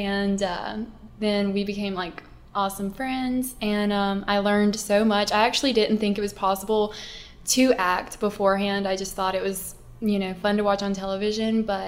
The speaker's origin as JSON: {"language": "English", "town": "Cottonwood", "region": "Alabama", "country": "United States", "moved": "yes", "lives_now": "Pensacola, United States", "said": "I am from Cottonwood, Alabama, originally, so it's kind of a little cotton patch in the woods of Alabama"}